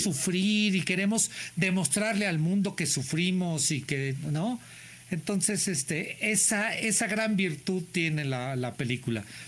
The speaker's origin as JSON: {"language": "Spanish", "country": "Mexico", "said": "somos los mexicanos"}